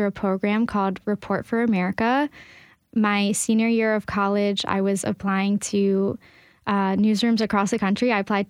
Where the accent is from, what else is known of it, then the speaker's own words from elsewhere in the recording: Baltimore, Maryland, United States; moved away as an adult; now in Nashville, United States; I grew up in Baltimore